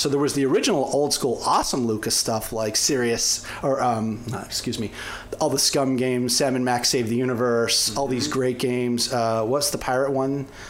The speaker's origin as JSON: {"language": "English", "country": "Canada", "moved": "yes", "lives_now": "United States", "said": "I'm originally Canadian"}